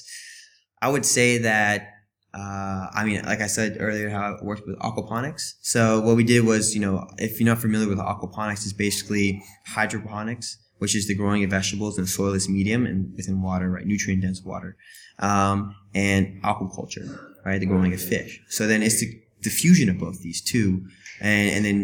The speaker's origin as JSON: {"language": "English", "region": "Florida", "country": "United States", "moved": "as an adult", "lives_now": "China", "said": "I'm originally from Florida, and I've been here in China for 3 years now."}